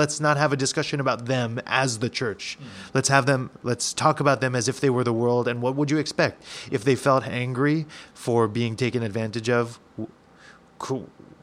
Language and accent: English; United States; I'm an American, full blood. I'm not full blooded, but I've lived here all my life